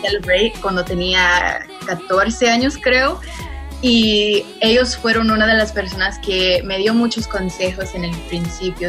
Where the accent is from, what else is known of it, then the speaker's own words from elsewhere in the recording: Los Angeles, California, United States; aquí yo nací y he vivido aquí en Los Ángeles toda mi vida